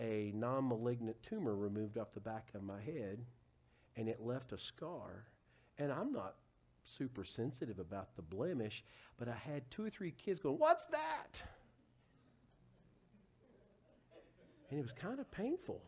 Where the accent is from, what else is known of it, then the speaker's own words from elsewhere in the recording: Huntsville, Alabama, United States; my hometown of Huntsville